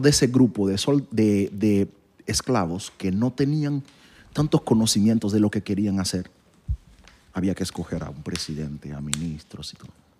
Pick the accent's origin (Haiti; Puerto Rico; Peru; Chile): Haiti; moved away; yo nací en Haití